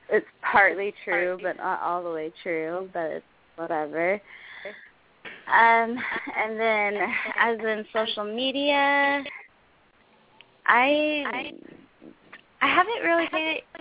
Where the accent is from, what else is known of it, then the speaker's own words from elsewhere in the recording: Texas, United States; born there; I'm from Texas. My birth birthplace is Texas, So That's all people need to know.